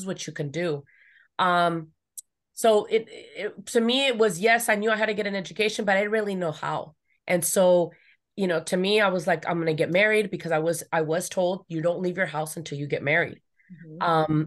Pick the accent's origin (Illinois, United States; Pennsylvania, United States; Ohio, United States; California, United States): California, United States; Los Angeles; I grew up here in the San Fernando Valley, you know, outskirts